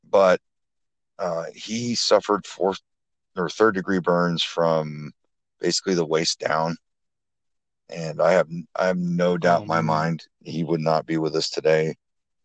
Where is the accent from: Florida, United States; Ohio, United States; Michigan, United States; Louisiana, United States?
Michigan, United States; Flint; now in Huntington, United States; my hometown of Flint, Lansing, Detroit, areas like that. But primarily I'm out of Huntington